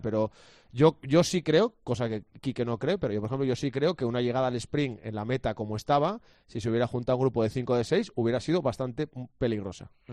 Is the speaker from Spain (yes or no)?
yes; Asturias, Spain; como asturiano